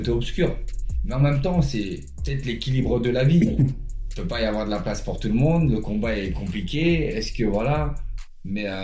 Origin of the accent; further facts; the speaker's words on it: Chantraine, Grand Est, France; savaient que je venais de Chantraine donc